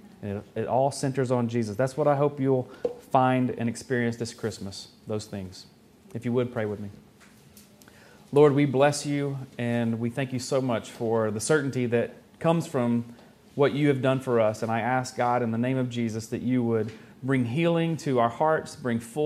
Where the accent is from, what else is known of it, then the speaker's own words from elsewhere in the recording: the South, United States; accent: Southern; I'm from the South